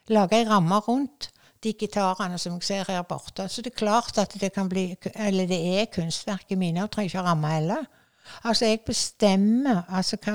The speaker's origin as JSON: {"language": "Norwegian", "town": "Askvik", "region": "Vestland", "country": "Norway", "tie": "born or raised there", "said": "Jeg vokste jo opp i Askvik, og med den frukthagen og dette så var det bare ene under etter det andre. Og vi hadde høner og ku"}